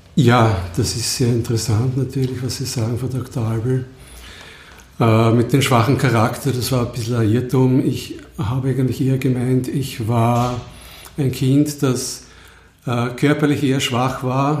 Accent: Lower Austria, Austria; ich komme aus Niederösterreich

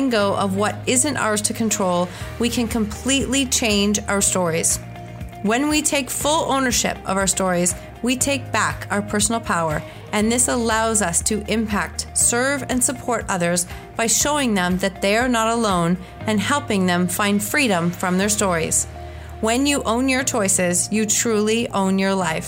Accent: Canada; also born or lived in Kitchener-Waterloo, Ontario; I'm definitely a Canadian. I'm literally up the street from you. When I looked it up, I was like, oh, I'm in Kitchener-Waterloo

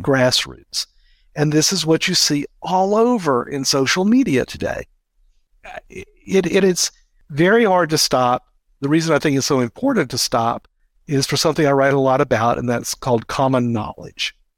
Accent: United States; speaking as an American.

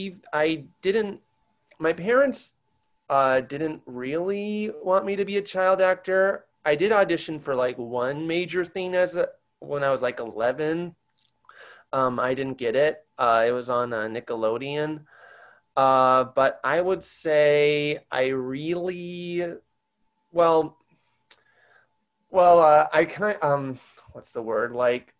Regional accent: Long Island, New York, United States; also born or lived in New Orleans / Micronesia; I moved to Long Island in 98 because my mom's parents were struggling

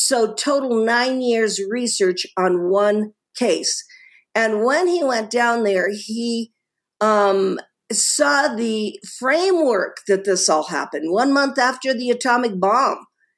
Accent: Italy; born there; I have an American connection to Rome in that even though I was born in Italy, my father was a diplomat.

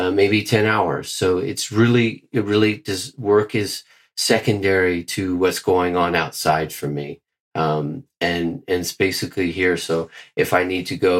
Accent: Bermuda; moved away as an adult; also born or lived in Mexico; now in Switzerland; originally from Bermuda, and I have not lived in Bermuda probably for about 11 years

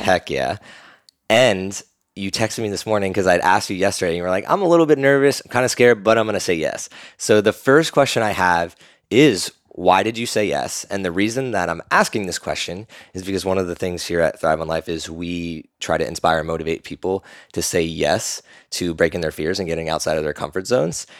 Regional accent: Burlington, New Jersey, United States; I say I'm from Philly because nobody knows I'm from South Jersey

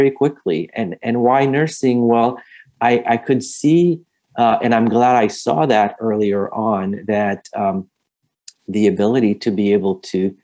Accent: Montreal, Quebec, Canada; moved away; I'm originally from Montreal, Canada.

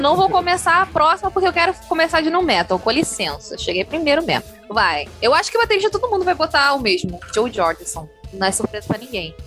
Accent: Brazil

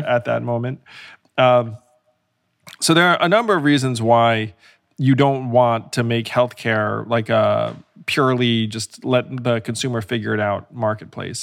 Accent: United States; you learn things about this country growing up

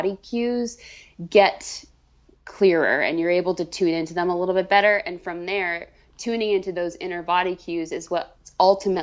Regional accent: Vermont, United States; moved away as an adult; now in Boston, United States; I moved from Vermont, where I grew up, in the middle of nowhere, down a dirt road.

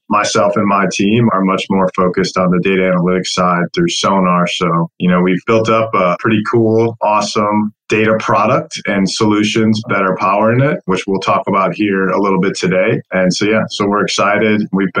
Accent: St. Joseph, Michigan, United States; moved away as an adult; also born or lived in England / Chicago suburbs; I grew up in the Southwest Michigan, in St. Joe, Michigan, where I went to school.

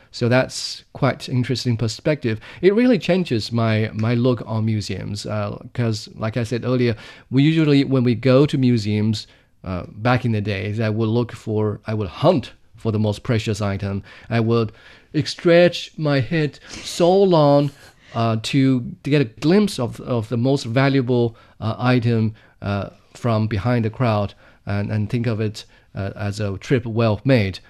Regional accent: Jingdezhen, Jiangxi, China; Fouleau, which is, uh, a small village, uh, or a region in Jingdezhen in central China's Jiangxi province. Uh, that's my hometown

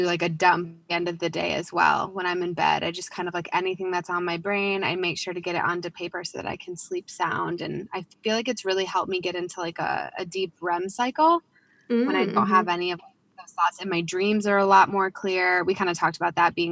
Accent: Chicago, Illinois, United States; also born or lived in Denver, Colorado; I grew up in the Chicagoland area

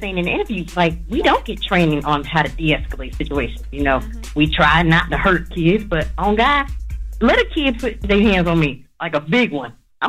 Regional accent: North Carolina, United States; I'm from North Carolina.

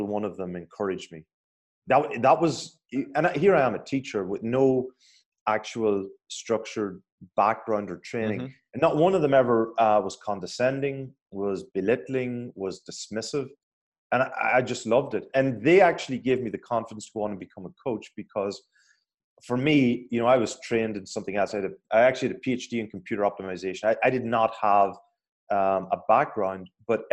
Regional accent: Ireland; being Irish

